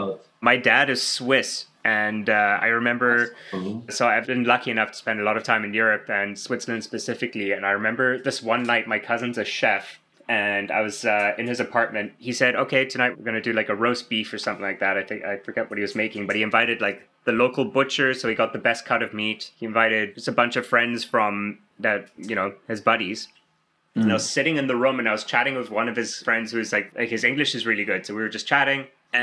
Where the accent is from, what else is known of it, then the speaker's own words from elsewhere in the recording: South Africa; moved away as an adult; now in Canada; I'm from South Africa originally.